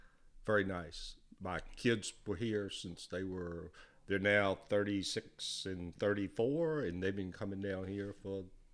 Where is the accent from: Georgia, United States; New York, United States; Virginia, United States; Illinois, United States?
Virginia, United States; Chesterfield County; Grew up in Chesterfield County.